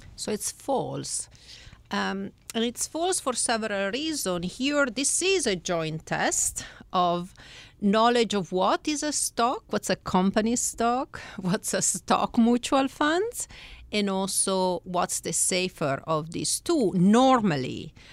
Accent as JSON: {"language": "English", "country": "Italy", "second_language": "English", "moved": "as an adult", "lives_now": "United States", "said": "I am originally from Italy"}